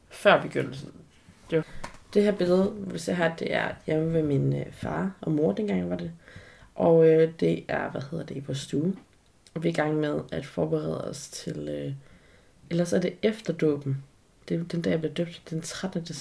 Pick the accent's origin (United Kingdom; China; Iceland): China; bare lige for at markere endnu mere tydeligt, at jeg er fra Kina.